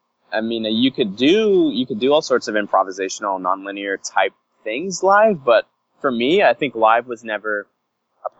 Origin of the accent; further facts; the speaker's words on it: New York, United States; I grew up in New York